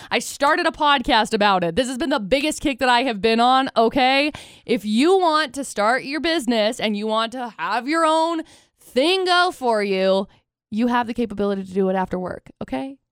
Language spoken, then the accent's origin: English; Tremonton, Utah, United States; now in Logan, United States; where I grew up in Tremont